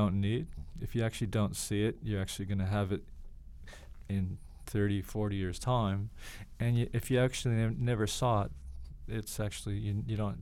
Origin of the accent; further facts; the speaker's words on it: Canada; moved away as an adult; also born or lived in Toronto, Canada; now in Australia; I'm a Canadian, but I'm also an Australian